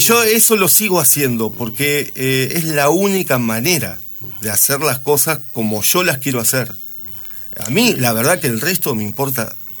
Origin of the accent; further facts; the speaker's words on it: Santa Fe, Argentina; moved away as an adult; Yo soy nacido en Santa Fe